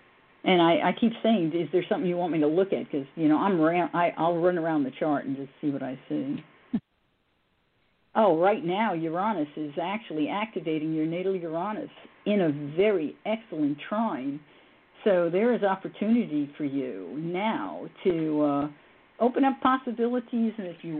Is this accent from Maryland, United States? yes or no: no; New York, United States; moved away; I was raised in New York.